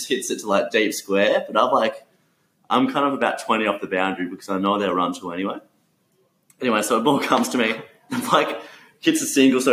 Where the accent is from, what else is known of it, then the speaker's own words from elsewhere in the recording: Tokyo, Japan; now in Perth, Australia; I grew up in Tokyo